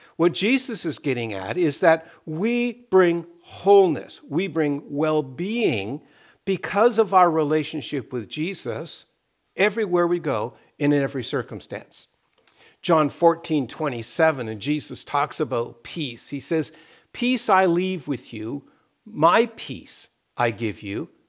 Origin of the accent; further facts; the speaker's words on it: Canada; as Canadians